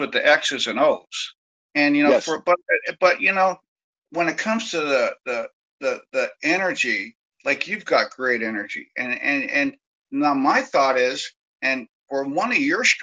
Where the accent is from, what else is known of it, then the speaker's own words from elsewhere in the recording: San Francisco Bay Area, California, United States; I grew up in the Bay Area